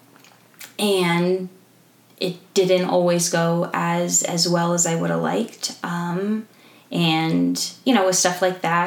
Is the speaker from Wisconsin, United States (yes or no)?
no; California, United States; moved away as an adult; also born or lived in Southern Utah; I grew up in California